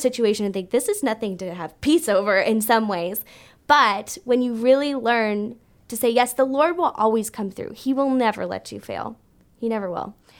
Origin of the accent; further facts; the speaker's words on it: Brampton, Ontario, Canada; moved away as an adult; also born or lived in Kansas City, United States; I grew up in Brampton